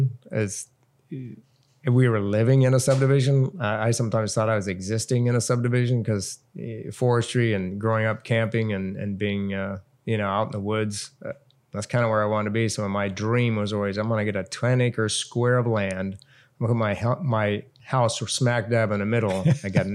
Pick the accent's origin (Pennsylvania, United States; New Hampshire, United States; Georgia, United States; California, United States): California, United States; Southern; now in Hawaii, United States; Growing up in Southern California